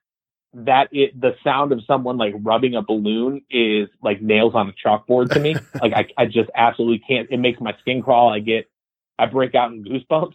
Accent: Canton, Michigan, United States; born or raised there; moved away as an adult; also born or lived in Pontiac, Michigan / Madison Heights, Michigan; now in Nashville, United States

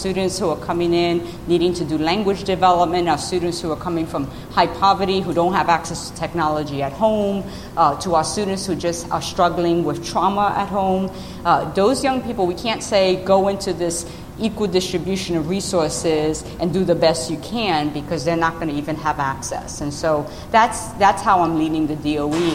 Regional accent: New York City, New York, United States; moved away; I grew up in the South Bronx in New York City in the 1970s

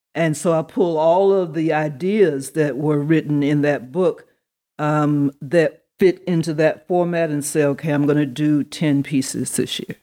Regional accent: Atlanta, Georgia, United States; also born or lived in Neptune, New Jersey; I grew up here in Atlanta, Georgia. Um, I was, for whatever strange reason, born in Neptune, New Jersey, of all places

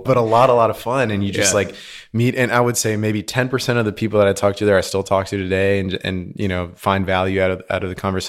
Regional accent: Houston, Texas, United States; also born or lived in Argentina; So I was born in Houston.

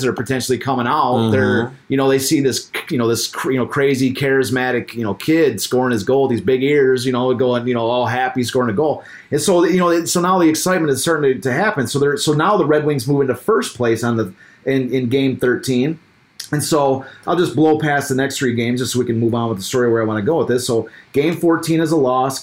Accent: Kalamazoo, Michigan, United States; I grew up in Kalamazoo

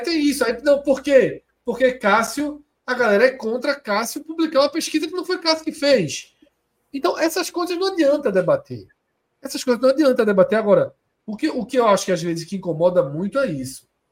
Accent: Pernambuco, Brazil; a gente cresceu aqui em Pernambuco, cresceu

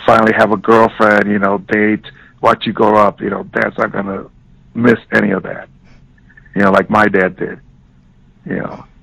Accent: Chicago, Illinois, United States; moved away; growing up in the South Side of Chicago

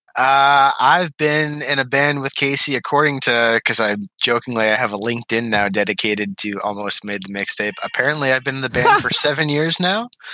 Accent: Ontario, Canada; also born or lived in Oxford, Michigan; now in Westland, United States; I'm Canadian, so I originated in, like, tiny town Ontario

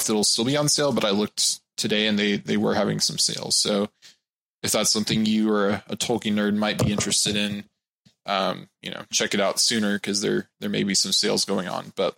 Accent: Texas, United States; I'm from Texas

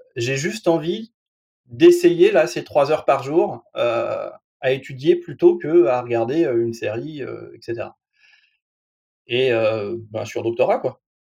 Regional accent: France; je suis un Français moyen, je passe mes 3 heures par jour devant la télé

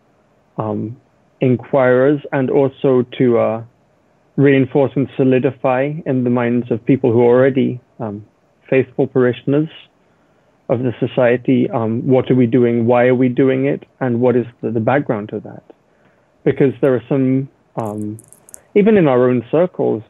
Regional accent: England, United Kingdom; moved away as an adult; also born or lived in Winona, Minnesota; now in St. Mary's, United States; I'm originally from England. I was born and raised in England, did my school and so on there

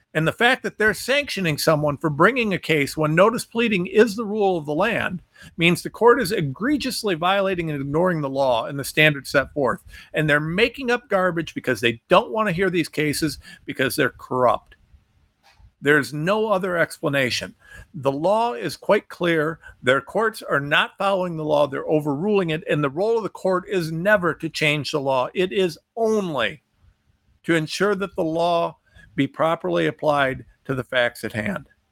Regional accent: United States; I'm American

